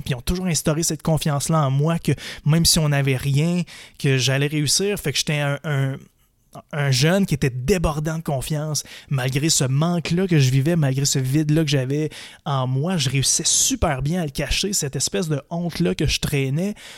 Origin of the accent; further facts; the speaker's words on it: Percé, Quebec, Canada; now in Montreal, Canada; Je suis né à Montréal. À l'âge de 4 ans, j'ai déménagé dans un petit village en Gaspésie qui s'appelle Percé.